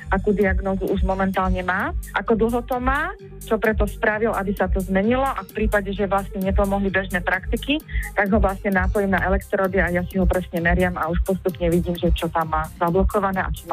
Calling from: Prievidza, Trenčín Region, Slovakia; U nás v Prievidzi je jedna veľmi dobrá

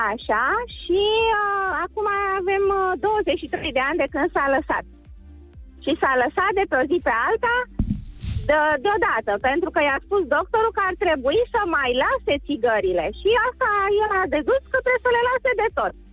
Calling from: Cluj, Cluj County, Romania; Da, Lucian, sunt din Cluj.

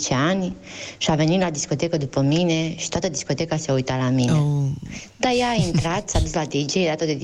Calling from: Germany; O foarte bună dimineața … din Germania.

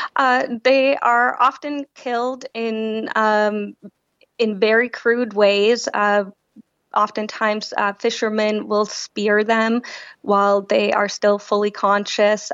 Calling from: London, United Kingdom; I'm calling in from London.

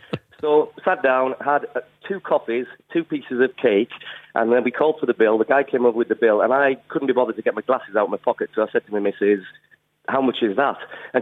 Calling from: Durham, North East England, United Kingdom; Just outside of Durham.

